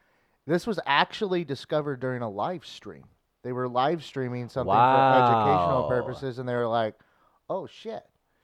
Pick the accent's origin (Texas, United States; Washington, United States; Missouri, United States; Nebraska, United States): Missouri, United States; O'Fallon; O'Fallon, Missouri? Yeah. My hometown?